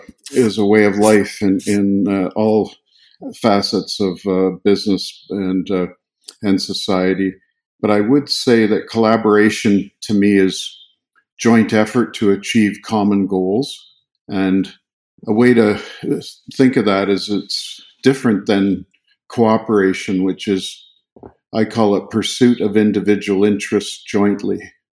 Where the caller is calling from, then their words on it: Fernie, British Columbia, Canada; I'm sitting here in Fernie, BC, which is right in the heart of the mountains